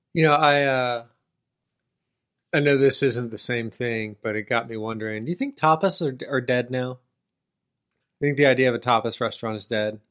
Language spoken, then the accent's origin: English; United States; me, as an American